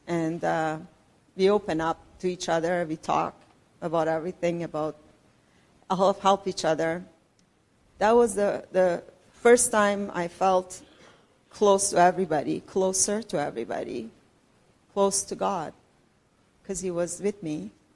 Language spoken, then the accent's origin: English; Iran; moved away as an adult; also born or lived in Richmond Hill, Canada; now in Canada; I'm from Iran. I've been living in Canada with my husband and my two kids for last 30 years